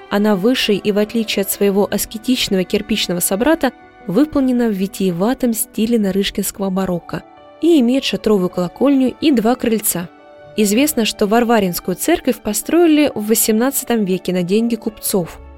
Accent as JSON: {"language": "Russian", "region": "Moscow Oblast", "country": "Russia", "said": "Нет. Откуда вы? Из Подмосковья."}